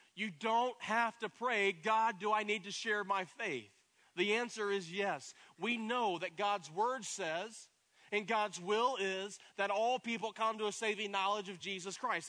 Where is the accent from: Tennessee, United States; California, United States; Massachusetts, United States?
Tennessee, United States; East; in Tennessee, growing up in East Tennessee, I, I grew up riding horses